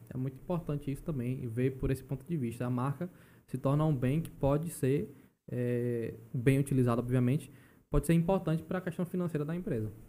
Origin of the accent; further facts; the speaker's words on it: Alagoinhas, Bahia, Brazil; moved away as an adult; now in João Pessoa, Brazil; Eu sou natural da Bahia, não sou paraibano de fato